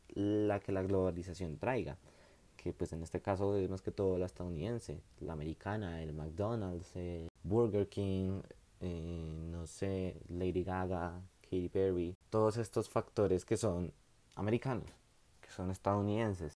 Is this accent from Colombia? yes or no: yes; Bogotá, Colombia; yo soy bogotano.